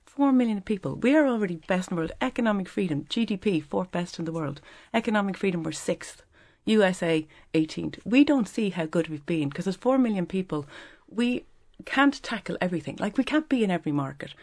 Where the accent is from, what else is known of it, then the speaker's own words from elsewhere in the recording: Dublin, Leinster, Ireland; I didn't realize I was a coachie 'cause I've always been a dub